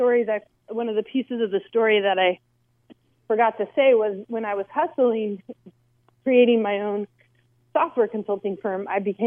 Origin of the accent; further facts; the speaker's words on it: San Luis Obispo, California, United States; moved away; also born or lived in Bay Area; move home to my hometown of San Luis Obispo